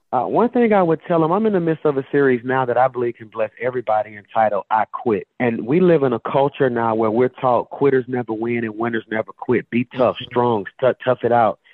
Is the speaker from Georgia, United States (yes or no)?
no; Birmingham, Alabama, United States; I'm from Birmingham, Alabama